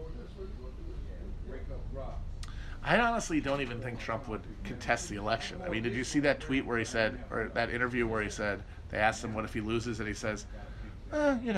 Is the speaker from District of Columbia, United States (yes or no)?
no; Wisconsin, United States; moved away; Northern Wisconsin, my home state, is very pretty